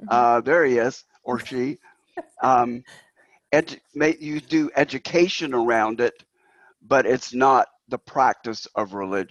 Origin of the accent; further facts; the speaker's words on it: China; My background is in China. You know, I grew up in China, and here's what it's like to be there.